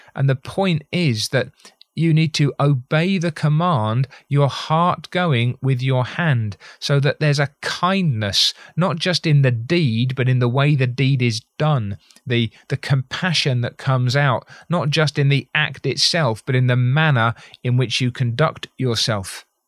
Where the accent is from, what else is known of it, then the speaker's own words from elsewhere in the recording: United Kingdom; as a Brit